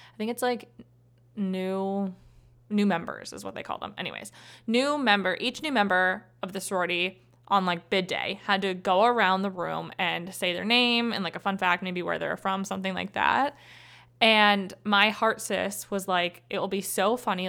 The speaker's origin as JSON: {"language": "English", "region": "Ohio", "country": "United States", "said": "I'm from Ohio"}